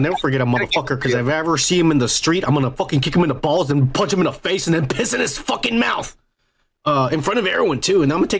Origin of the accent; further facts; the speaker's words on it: the South, United States; That's really dirty. I'm from the South.